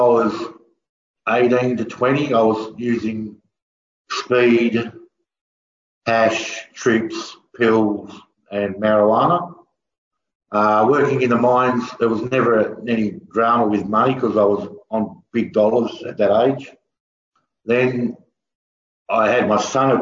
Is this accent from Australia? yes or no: yes; Kalgoorlie, Western Australia, Australia; also born or lived in Buchanan; I was born in Buchanan, but raised in Kalgoorlie.